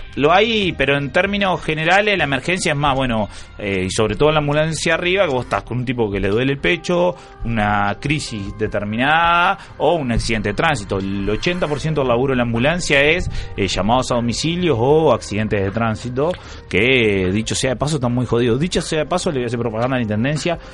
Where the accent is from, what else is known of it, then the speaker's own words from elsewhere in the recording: Florida, Uruguay; moved away as an adult; also born or lived in Montevideo; yo soy de Florida